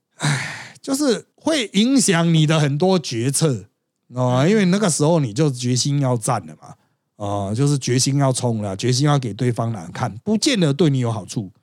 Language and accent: Chinese; Miaoli County, Taiwan; also born or lived in Tongxiao; 因为我苗栗人